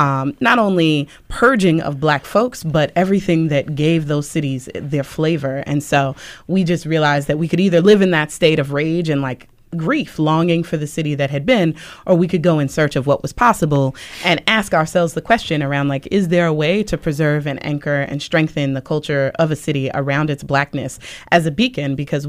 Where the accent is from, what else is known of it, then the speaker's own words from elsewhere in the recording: Oakland, California, United States; moved away as an adult; also born or lived in Washington, D.C.; now in Baltimore, United States; And I was born in D.C., but I grew up in Oakland, which people used to call the chocolate city of the West. I was also, as a kid growing up there, over 60% black.